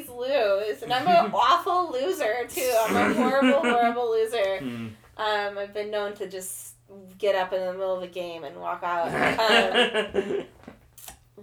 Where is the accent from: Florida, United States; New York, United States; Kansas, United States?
Kansas, United States; moved away as an adult; now in Portland, United States; I grew up in Kansas. When I was 19, I moved from Kansas to Portland, Oregon